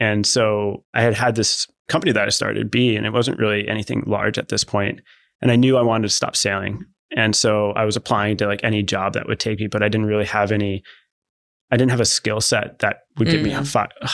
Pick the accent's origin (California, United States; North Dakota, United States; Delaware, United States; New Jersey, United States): Delaware, United States; accent: Yankee; now in San Diego, United States; I grew up in Delaware, which is really the middle of the United